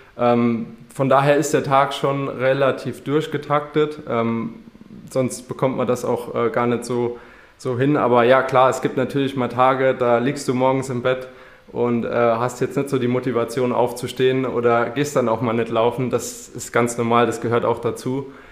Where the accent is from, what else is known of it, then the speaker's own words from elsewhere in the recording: Wemmetsweiler, Saarland, Germany; moved away as an adult; now in Frankfurt, Germany; ich komme aus Wemmetsweiler und lebe zurzeit in Frankfurt